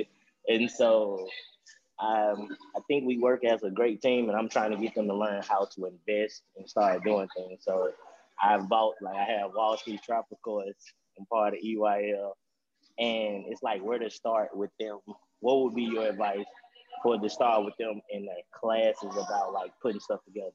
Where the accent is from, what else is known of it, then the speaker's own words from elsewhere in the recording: Tunica, Mississippi, United States; now in Jackson, United States; I'm from Tunica, Mississippi, originally. I live in Jackson, Mississippi.